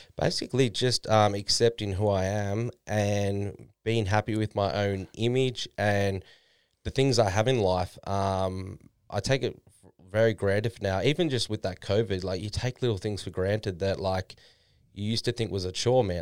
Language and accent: English; Noosa, Queensland, Australia; moved away as an adult; now in Gold Coast, Australia; I'm from Noosa before then. That's where my parents live right now.